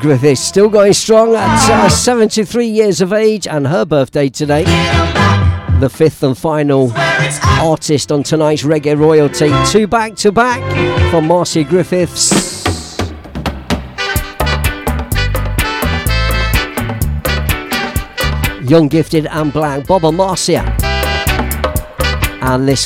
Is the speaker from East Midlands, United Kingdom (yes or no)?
yes; Leicester, East Midlands, United Kingdom; moved away; my hometown of Leicester